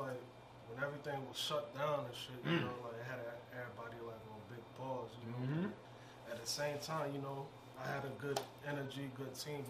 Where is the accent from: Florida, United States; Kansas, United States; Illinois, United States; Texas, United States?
Florida, United States; I'm coming from Florida.